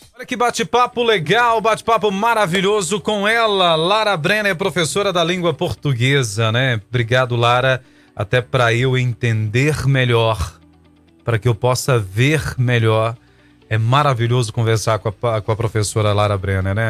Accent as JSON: {"language": "Portuguese", "country": "Brazil", "said": "Eu sou brasileiro."}